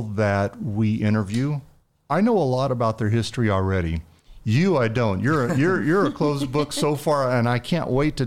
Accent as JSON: {"language": "English", "town": "San Antonio", "region": "Texas", "country": "United States", "said": "I'm from San Antonio too."}